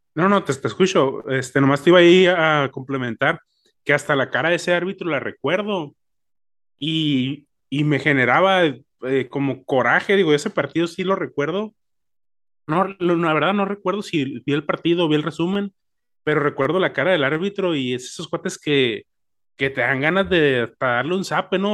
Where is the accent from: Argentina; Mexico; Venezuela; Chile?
Mexico; uno como mexicano